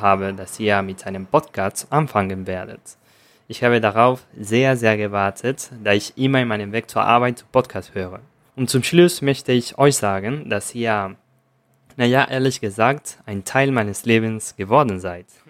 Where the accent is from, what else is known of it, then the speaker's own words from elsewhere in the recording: Argentina; German is a second language; ich komme aus Argentinien